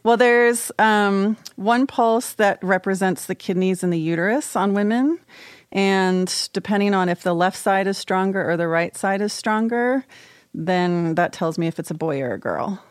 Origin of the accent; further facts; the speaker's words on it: College Park, Maryland, United States; I'm from College Park.